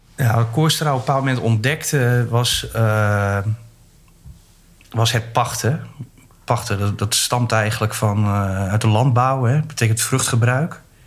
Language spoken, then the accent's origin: Dutch; Groningen, Netherlands; moved away; ik kom uit Groningen